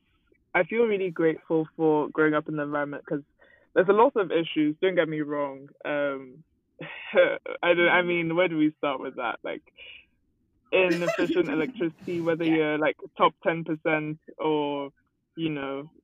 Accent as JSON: {"language": "English", "country": "Nigeria", "tie": "born or raised there", "moved": "yes", "said": "growing up in Nigeria"}